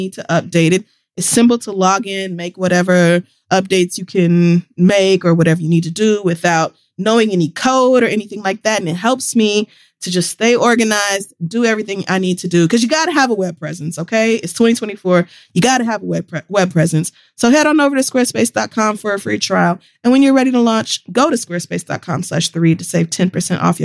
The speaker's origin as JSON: {"language": "English", "town": "Tulsa", "region": "Oklahoma", "country": "United States", "tie": "born or raised there", "said": "growing up in Tulsa, nobody pretends to be from Tulsa"}